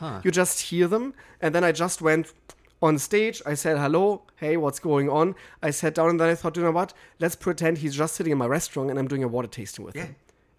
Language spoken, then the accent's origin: English; Germany; now in Los Angeles, United States; I'm from Germany